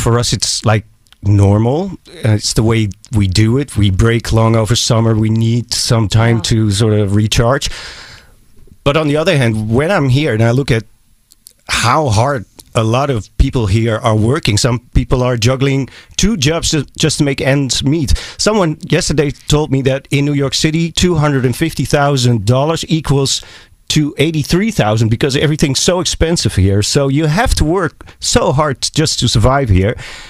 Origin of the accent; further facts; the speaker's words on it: Amsterdam, North Holland, Netherlands; because I'm from Amsterdam, the Netherlands, Europe